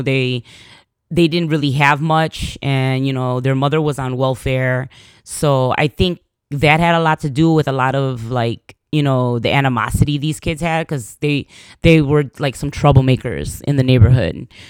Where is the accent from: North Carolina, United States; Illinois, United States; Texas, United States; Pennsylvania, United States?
Illinois, United States; Chicago; I was born in Chicago